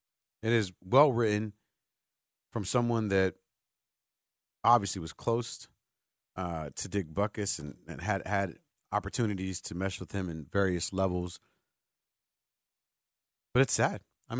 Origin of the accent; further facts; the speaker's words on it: Chicago, Illinois, United States; me as a Chicagoan